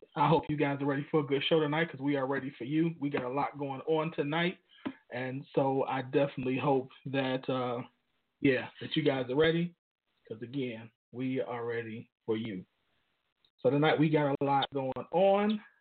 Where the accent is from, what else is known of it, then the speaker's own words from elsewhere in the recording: Chicago, Illinois, United States; moved away; my hometown in Chicago